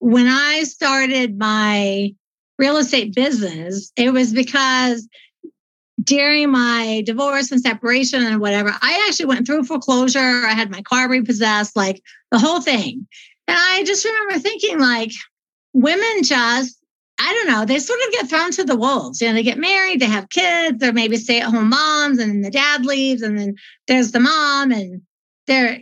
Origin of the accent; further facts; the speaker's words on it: Dayton, Ohio, United States; now in Colorado, United States; I was raised in Ohio